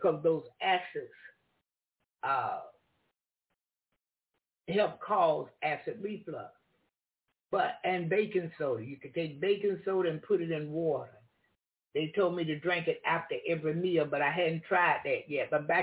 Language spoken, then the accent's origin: English; the South, United States; I'm from the South